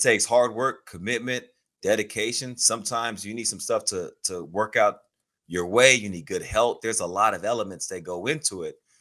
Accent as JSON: {"language": "English", "town": "Houston", "region": "Texas", "country": "United States", "tie": "born or raised there", "said": "I grew up in Houston, Texas, okay. on the southwest part of the city"}